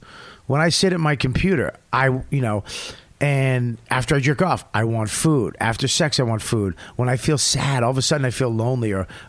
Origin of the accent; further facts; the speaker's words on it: Paramus, New Jersey, United States; Where you from? I'm from Paramus.